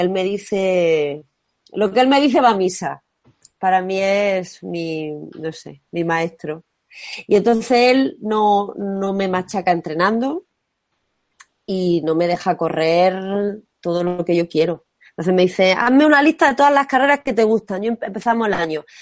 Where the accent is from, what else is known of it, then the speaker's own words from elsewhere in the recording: Martos, Andalusia, Spain; soy de Jaén, pero mi pueblo es Martos.